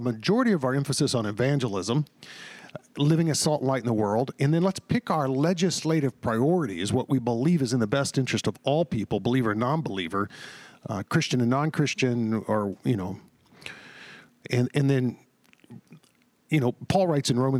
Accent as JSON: {"language": "English", "region": "Texas", "country": "United States", "tie": "born or raised there", "said": "I grew up in the South, in Texas, and what was often described as the Bible Belt"}